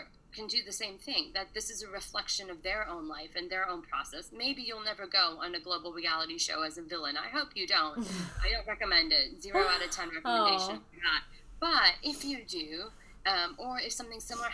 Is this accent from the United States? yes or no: yes; United States; we grew up in America